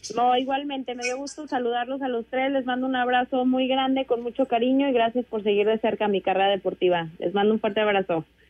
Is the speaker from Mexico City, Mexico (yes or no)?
no; San Luis Potosí, Mexico; en San Luis Potosí de donde yo soy originaria